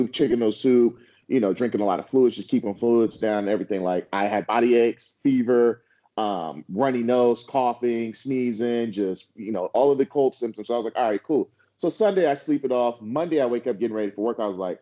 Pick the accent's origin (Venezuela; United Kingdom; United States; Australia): United States; San Francisco Bay Area, California; moved away; we're from the Bay Area. Like, we're born and raised in San Francisco, Oakland